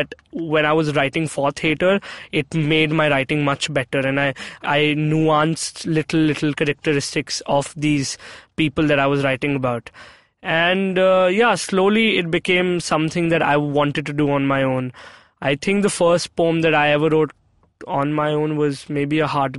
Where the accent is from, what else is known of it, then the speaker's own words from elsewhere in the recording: Chandigarh, India; also born or lived in Mumbai; I was born in Chandigarh, I'm from Chandigarh. Both my parents have like been born and brought up in Chandigarh, and they met over there, they got married, I was born. But I think the year I got born, my dad got transferred to Mumbai.